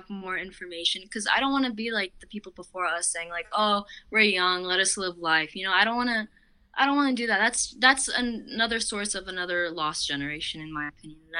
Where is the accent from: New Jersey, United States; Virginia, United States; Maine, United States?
New Jersey, United States; I'm from New Jersey